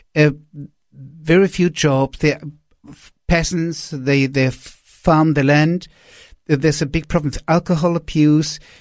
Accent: Wiesbaden, Hesse, Germany; moved away; also born or lived in Peru; I was sitting in a sma-, in a small apartment in Rees Baden, that's my hometown, close to Frankfurt

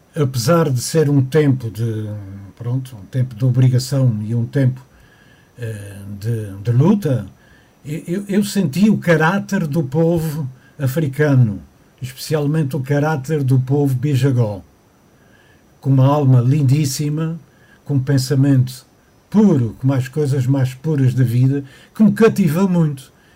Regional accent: Ponta Delgada, Azores, Portugal; moved away as an adult; Eu sou natural de Ponta Delgada, da cidade

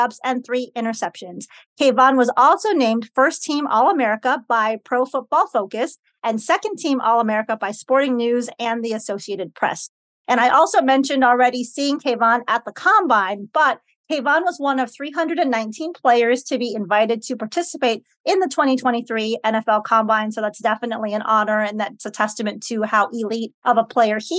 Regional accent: Chicago, Illinois, United States; I'm from Chicago

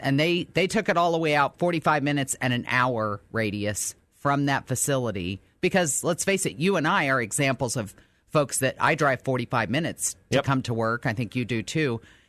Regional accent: New Albany, United States; I grew up in New Albany, as we've talked about before, and I have friends who still live there.

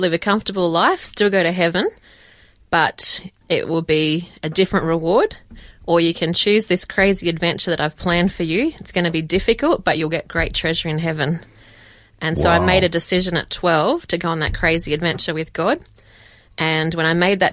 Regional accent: Dubbo, New South Wales, Australia; also born or lived in England; I grew up in Dubbo, born and bred

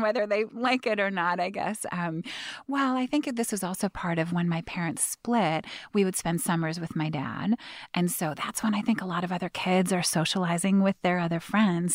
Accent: Seattle, Washington, United States; I had the good fortune of growing up, um, on Capitol Hill, very kind of dense, packed neighborhood

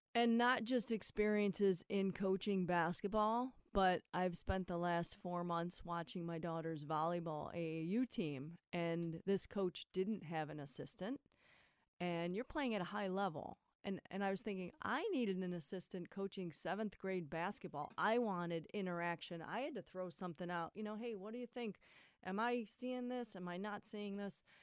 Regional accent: Akron, Ohio, United States; We're just kids from Akron.

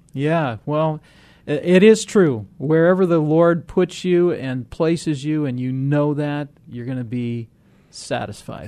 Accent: Rock Island, Illinois, United States; I grew up in Rock Island

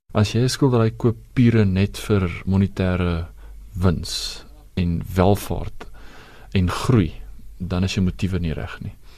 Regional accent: South Africa; Ek is 'n trotse Suid-Afrikaner

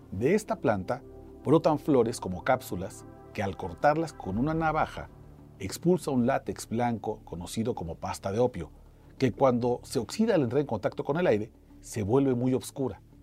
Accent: Mexico; soy un periodista mexicano con más de 14 años de experiencia

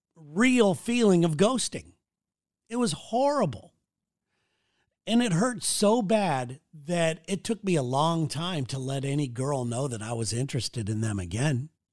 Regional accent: Santa Ana, California, United States; growing up in Santa Ana, California

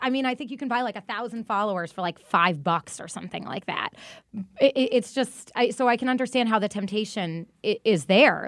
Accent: Massachusetts, United States; I'm, I'm from Massachusetts

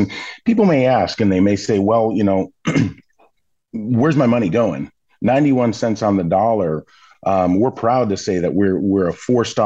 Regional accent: Milwaukee, Wisconsin, United States; I grew up in Milwaukee

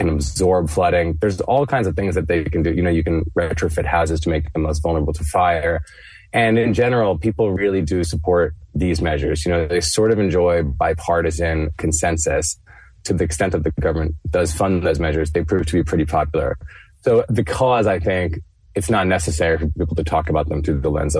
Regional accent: Florida, United States; moved away; I'm from Florida originally, and people from Florida pride themselves on being quite resilient to hurricanes

